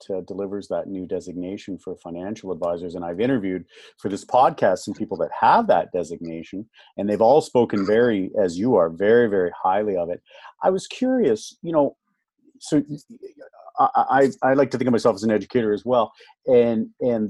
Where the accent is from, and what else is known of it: Canada